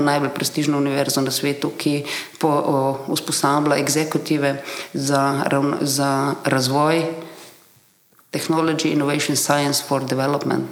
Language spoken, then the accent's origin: Slovenian; Slovenia; izhajajoče iz Slovenije, iz bivše Jugoslavije